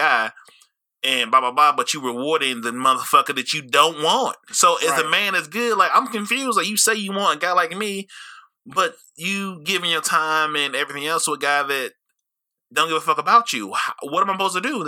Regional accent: St. Louis, Missouri, United States; moved away; also born or lived in Colorado; growing up, I understand like what works well in St. Louis

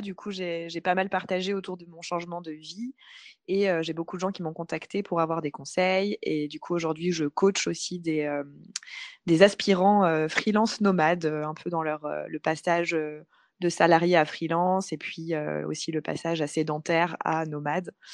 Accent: Paris, Île-de-France, France; moved away as an adult; also born or lived in Bali; je suis originaire de Paris

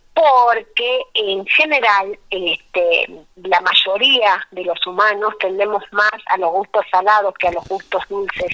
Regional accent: La Quiaca, Jujuy, Argentina; also born or lived in Tilcara / Abrapampa / Quebrada de Humahuaca / Puna; Yo nací en La Quiaca, que es el pueblo que está en el límite con Bolivia

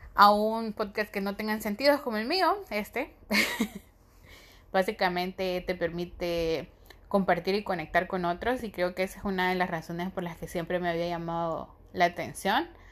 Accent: Honduras; soy de Honduras

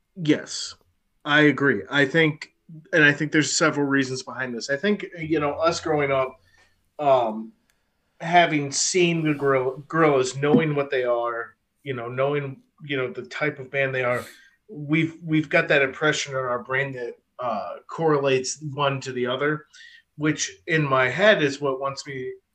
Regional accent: United States; I'm an American

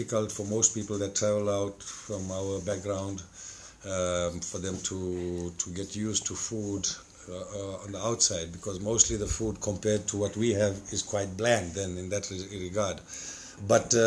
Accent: South Africa; moved away as an adult; I'm from South Africa

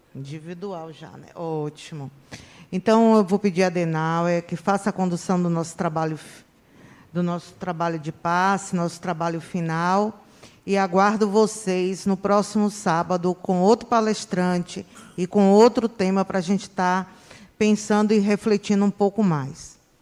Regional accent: interior of Bahia, Brazil; eu nasci na Bahia, nasci no interior da Bahia

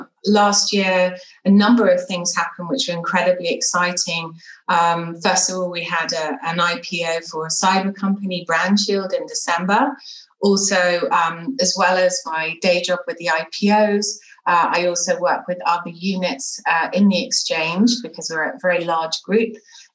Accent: London, United Kingdom; moved away as an adult; also born or lived in Bath; now in Israel; I was born and bred in London, as you can hear very clearly, but my family tell me that I now speak transatlantic because I'm married to an American

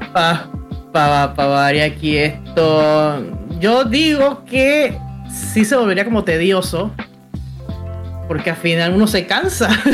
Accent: Panama City, Panama; yo soy panameña. Panameña, ciudad de Panamá, mi abuela de Guararé

